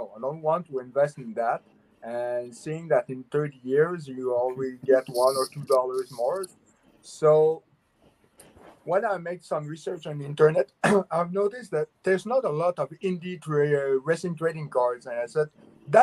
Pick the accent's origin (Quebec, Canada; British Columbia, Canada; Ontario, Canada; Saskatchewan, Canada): Quebec, Canada; I'm French Canadian.